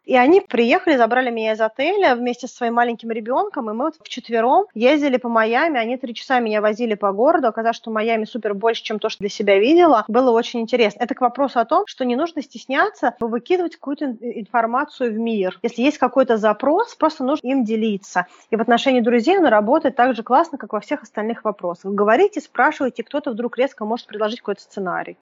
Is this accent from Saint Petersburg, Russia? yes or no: no; Moscow, Russia; как и я, из Москвы